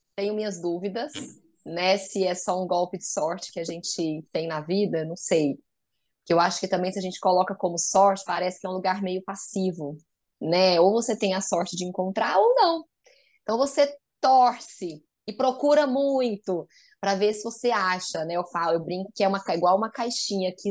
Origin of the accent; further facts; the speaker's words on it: Goiás, Brazil; accent: Goiano, tighter R; moved away as an adult; now in São Paulo, Brazil; eu sou goiana, por isso meu sotaque, meu R mais apertadinho.